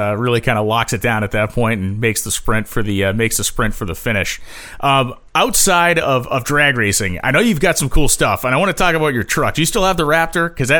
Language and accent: English; New England, United States; as a guy from New England, I can tell you that what we don't have here is deserts.